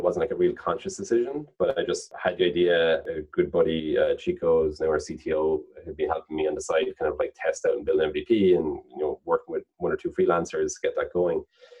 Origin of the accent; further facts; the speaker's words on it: Cork, Munster, Ireland; But if you're from Cork, you think it's pretty, you know, it's the biggest county, biggest state in Ireland.